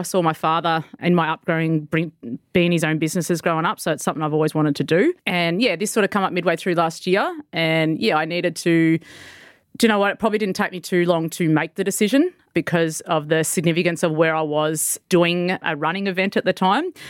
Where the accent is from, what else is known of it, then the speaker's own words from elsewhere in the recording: Victoria, Australia; moved away as an adult; now in Mackay, Australia; I'm actually made the, the move up to here in Mackay 'cause I'm originally from Victoria.